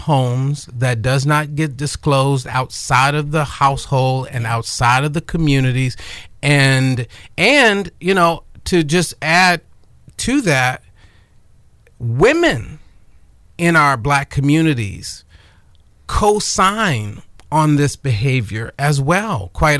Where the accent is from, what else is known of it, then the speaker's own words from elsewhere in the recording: Chicago, Illinois, United States; You know, growing up, I grew up on the South Side of Chicago.